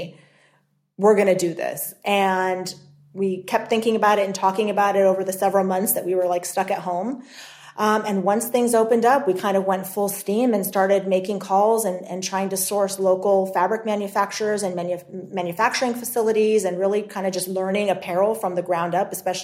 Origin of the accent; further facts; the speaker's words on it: Los Angeles, California, United States; We're both from the Los Angeles area